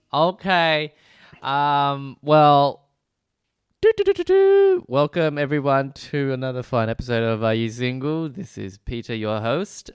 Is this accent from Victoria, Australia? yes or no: yes; Melbourne, Victoria, Australia; also born or lived in Preston; I was born and raised in, uh, Br-, uh, Brunswick, uh, slash Moreland